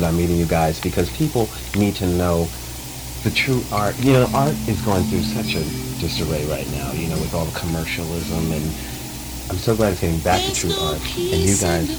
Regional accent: Brooklyn, New York, United States; I grew up in New York too, so I went to school in Brooklyn. You know, I grew up in Brooklyn, but I went to school in Queens

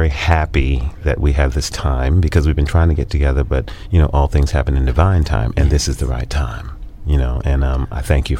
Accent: New York, United States; I'm from New York.

